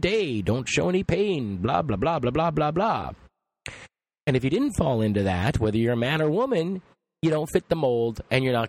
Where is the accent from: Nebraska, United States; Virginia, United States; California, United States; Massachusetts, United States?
California, United States; Los Angeles; I come from Los Angeles.